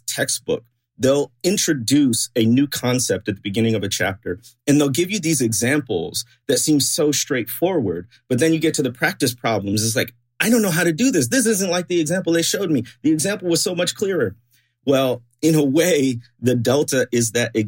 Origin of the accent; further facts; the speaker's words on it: Chicago, Illinois, United States; I grew up in the Chicago area.